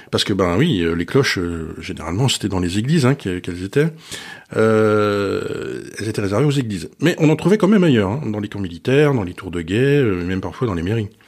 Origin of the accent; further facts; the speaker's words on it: France; Ah, chez nous en France, il y a un petit village du loir et qui organise aussi la Saint-Glinglin